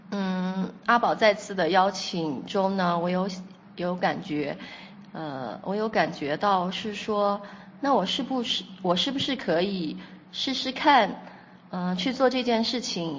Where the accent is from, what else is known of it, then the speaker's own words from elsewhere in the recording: Kunming, Yunnan, China; 我来自云南昆明